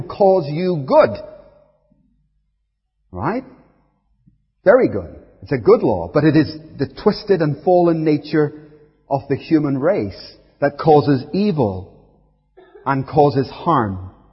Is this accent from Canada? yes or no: no; Belfast, Northern Ireland, United Kingdom; I grew up in Belfast